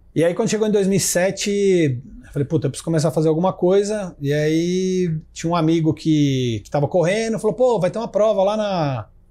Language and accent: Portuguese; Ribeirão Preto, São Paulo, Brazil; eu sou de Ribeirão Preto